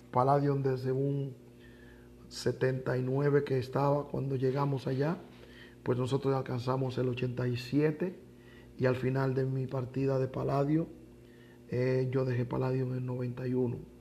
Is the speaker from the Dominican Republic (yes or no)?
yes; Dominican Republic; now in Mexico; Soy dominicano